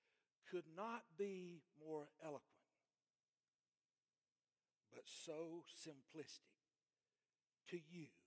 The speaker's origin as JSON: {"language": "English", "region": "Alabama", "country": "United States", "tie": "born or raised there", "said": "I grew up in Mively, Alabama."}